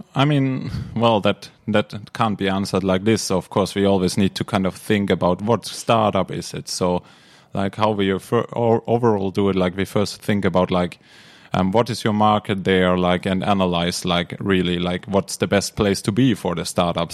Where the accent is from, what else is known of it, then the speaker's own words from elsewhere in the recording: Bavaria, Germany; moved away as an adult; now in Helsinki, Finland; I'm originally from Germany, Bavaria, to be more precise